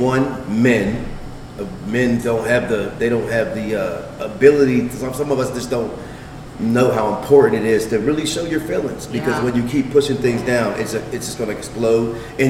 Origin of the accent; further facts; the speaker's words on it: Pittsburgh, Pennsylvania, United States; I'm from Pittsburgh.